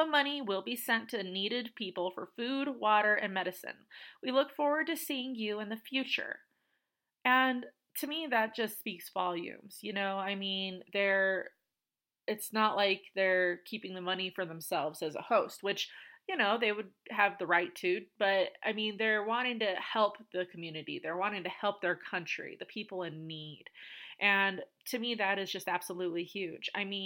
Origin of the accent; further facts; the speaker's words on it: United States; I'm from the United States